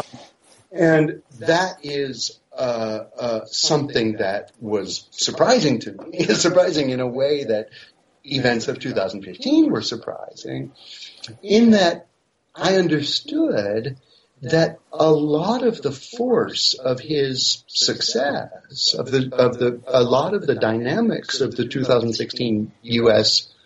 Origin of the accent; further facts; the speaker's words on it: United States; moved away as an adult; also born or lived in Paris, France; now in France; I'm originally American